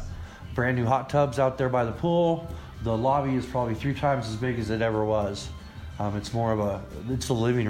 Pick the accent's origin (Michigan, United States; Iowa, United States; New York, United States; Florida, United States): Iowa, United States; Des Moines; now in Salida, United States; I was born in Des Moines, Iowa.